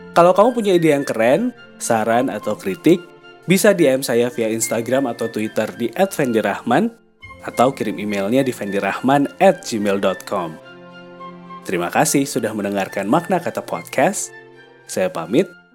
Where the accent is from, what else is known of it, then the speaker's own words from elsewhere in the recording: Java, Indonesia; Sebagai orang Jawa